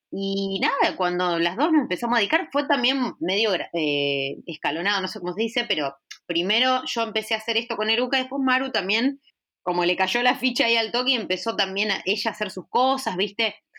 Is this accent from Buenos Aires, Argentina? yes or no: no; Sunchales, Santa Fe, Argentina; soy de Sunchales, que es una ciudad de Santa Fe pequeñita